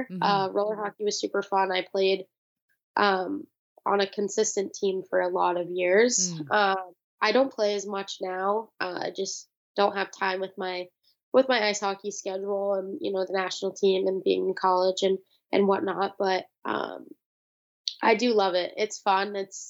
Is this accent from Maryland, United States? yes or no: no; California, United States; it was awesome growing up in California, and I'm super honored to be, you know, from there